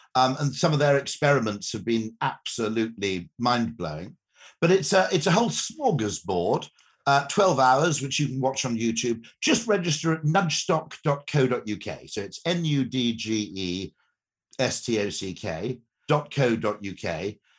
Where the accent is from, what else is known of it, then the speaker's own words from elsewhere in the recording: United Kingdom; I'm a Brit